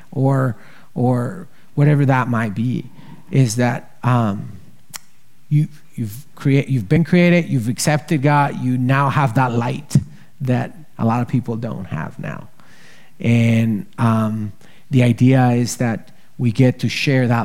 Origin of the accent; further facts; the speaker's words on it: Ecuador; now in United States; human trafficking is happening in Ecuador, and I'm obviously from Ecuador, so I'm here. And I'm gonna be telling you about Ecuador.